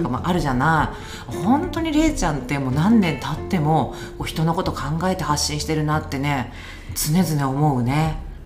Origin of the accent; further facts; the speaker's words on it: Tokyo, Japan; 私本当東京出身だからもうそういう帰る場所みたいなのがないんだよね